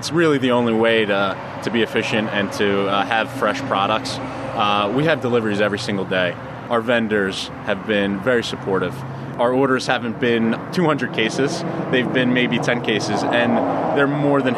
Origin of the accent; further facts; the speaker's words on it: United States; being an American